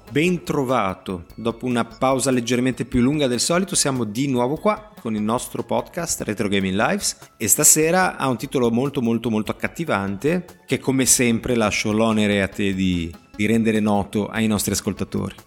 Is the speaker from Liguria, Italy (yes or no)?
yes; Genoa, Liguria, Italy; da genovese doc